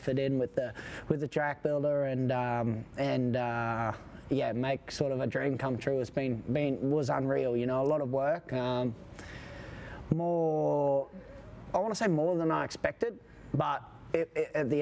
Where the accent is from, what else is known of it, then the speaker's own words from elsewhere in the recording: Australia; I was referred to as an Australian veteran at 28